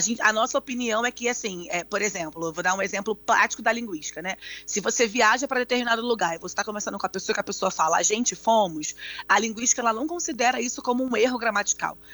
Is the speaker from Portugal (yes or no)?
no; Brazil; moved away; also born or lived in United States; sendo brasileira nos Estados Unidos